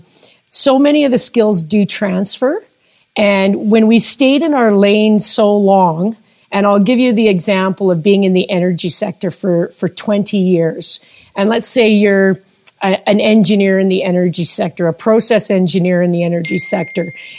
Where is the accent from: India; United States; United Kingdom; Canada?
Canada; Calgary, Alberta; I'm a native Calgarian. So I have lived in Calgary and Alberta my entire life